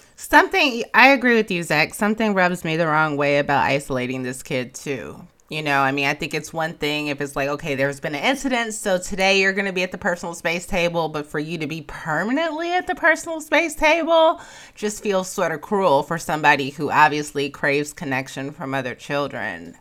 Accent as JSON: {"language": "English", "town": "Chicago", "region": "Illinois", "country": "United States", "moved": "yes", "said": "I'm from Chicago"}